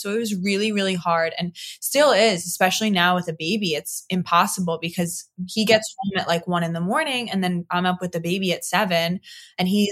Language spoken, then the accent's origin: English; Long Island, New York, United States; moved away as an adult; also born or lived in Queens, New York; now in Florida, United States; born and raised. I was born in Queens, moved to Long Island when I was like 4 or 5